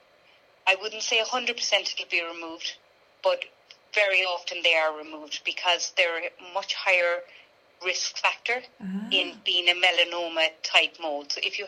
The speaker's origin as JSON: {"language": "English", "country": "Ireland", "said": "we as Irish people with fair skin"}